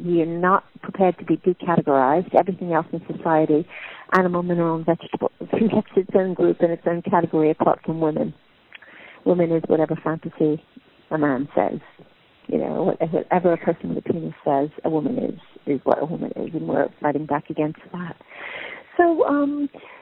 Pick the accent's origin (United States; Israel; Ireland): United States; New York; moved away as an adult; now in London, United Kingdom; I'm from New York originally, although I've lived my whole adult life in the UK, mostly in London